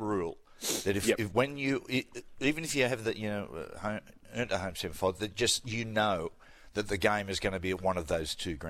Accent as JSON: {"language": "English", "town": "Cessnock", "region": "New South Wales", "country": "Australia", "said": "I'm from Cessnock"}